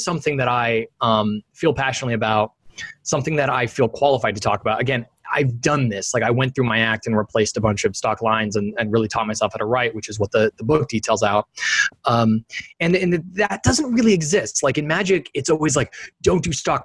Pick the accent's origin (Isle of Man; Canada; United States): United States; Sacramento, California; moved away as an adult; also born or lived in San Francisco Bay Area; now in Sausalito, United States; I grew up in Sacramento, California, and I've lived in the San Francisco Bay Area since 2007. Currently, I'm in Sausalito